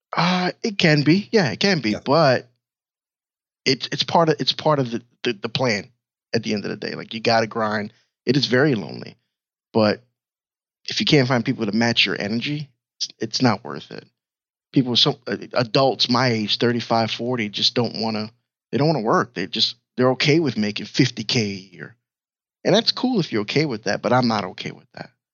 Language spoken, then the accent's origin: English; New York City, New York, United States; I'm from New York, Brooklyn, New York